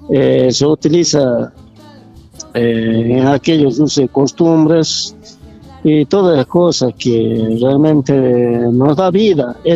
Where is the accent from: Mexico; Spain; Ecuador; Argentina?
Argentina; Casira, Jujuy; yo vengo de Casira, donde realmente eh, se trabaja todo de ollas de barro, se trabaja ollas tradicionales que se hace Casira